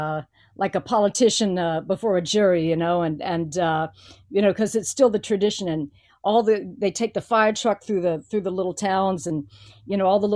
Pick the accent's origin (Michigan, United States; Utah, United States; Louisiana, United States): Louisiana, United States; I'm from Louisiana